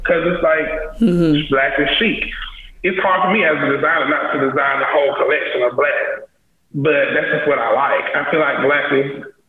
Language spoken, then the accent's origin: English; South Carolina, United States; I never even considered, like, I'm from South Carolina, why would I show in Paris? It's just not. Mm-hmm. It just, I'm American.